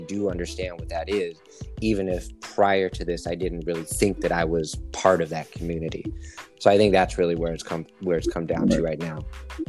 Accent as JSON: {"language": "English", "region": "Texas", "country": "United States", "tie": "born or raised there", "moved": "yes", "said": "I'm Italian and Native American. That's pretty much what I would say. But then growing up in Texas, where I was when I was kind of becoming a person, because I was like seven, eight, nine, we were super poor."}